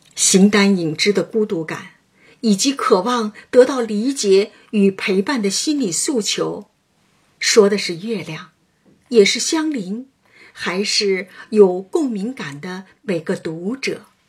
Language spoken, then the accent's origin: Chinese; a small mountain village in Hunan, China; moved away; 我小时候，在湖南园林，三面环山，一面临水的小山村经历过